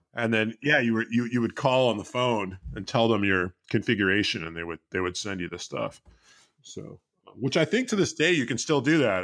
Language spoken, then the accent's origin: English; Bay Area, California, United States; I grew up in the Bay Area